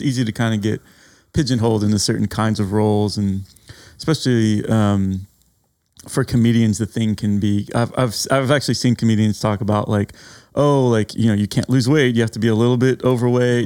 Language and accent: English; San Antonio, Texas, United States; as a native Texan